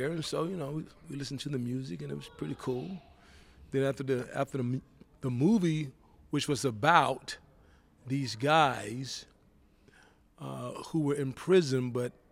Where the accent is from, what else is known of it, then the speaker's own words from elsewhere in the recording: Georgia, United States; As a matter of fact, I went back home to Georgia. Okay. Went to my hometown.